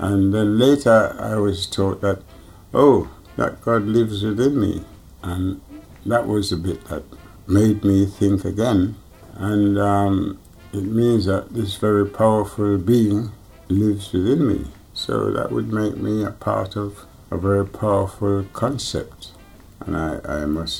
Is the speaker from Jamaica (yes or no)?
yes; Jamaica; now in London, United Kingdom; I was born in Jamaica